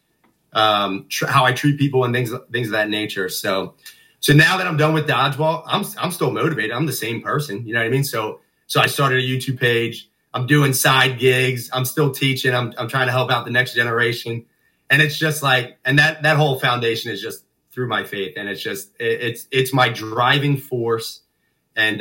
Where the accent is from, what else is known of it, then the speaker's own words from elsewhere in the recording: Norristown, Pennsylvania, United States; I love growing up in Narstown